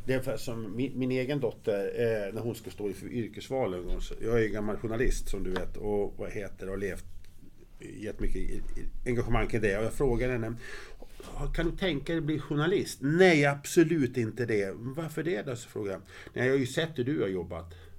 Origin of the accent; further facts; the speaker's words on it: Grycksbo, Dalarna County, Sweden; är uppvuxen i Grycksbo. Jag kom dit när jag var 6 år.